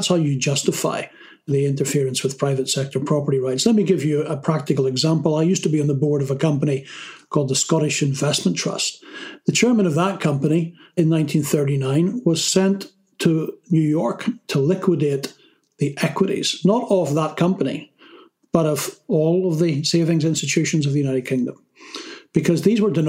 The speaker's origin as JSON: {"language": "English", "country": "Ireland", "said": "I come from Ireland, and we have a saying in Ireland"}